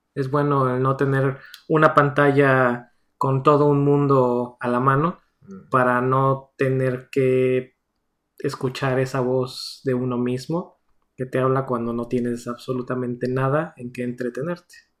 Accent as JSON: {"language": "Spanish", "country": "Mexico", "moved": "as an adult", "lives_now": "United States", "said": "los dos somos de México"}